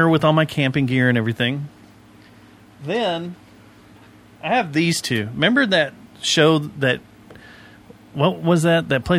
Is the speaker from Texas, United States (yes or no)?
yes; Texas, United States; I'm not from this state. I'm from Texas.